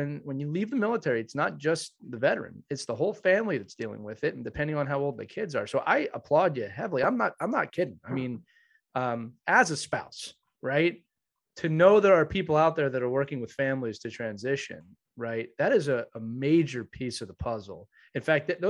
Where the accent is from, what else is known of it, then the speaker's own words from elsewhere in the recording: Philadelphia, Pennsylvania, United States; moved away as an adult; I grew up in Philadelphia.